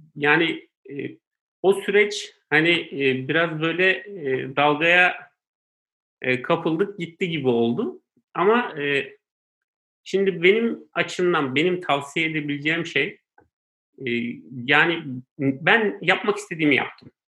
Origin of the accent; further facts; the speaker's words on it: Istanbul, Turkey; also born or lived in Konya; ben Konya doğumluyum. Ee, ben iki yaşındayken ailem İstanbul'a e, göçüyorlar